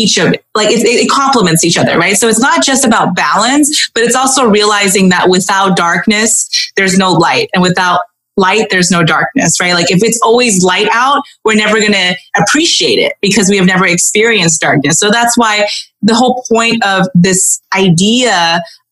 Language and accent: English; Southern California, United States; My parents were both from Hong Kong. I grew up in Southern California